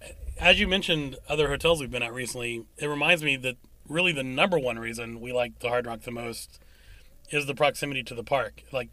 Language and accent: English; West Virginia, United States; we're from West Virginia